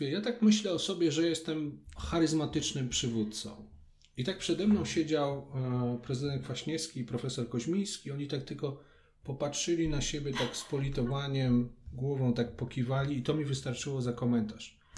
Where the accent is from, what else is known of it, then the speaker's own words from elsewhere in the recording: Kraków, Lesser Poland, Poland; tam gdzie chodziłem do podstawówki, bo jestem krakusem.